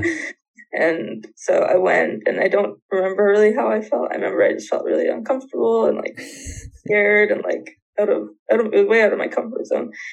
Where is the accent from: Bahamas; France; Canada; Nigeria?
Canada; near Vancouver, British Columbia; I grew up in BC near Vancouver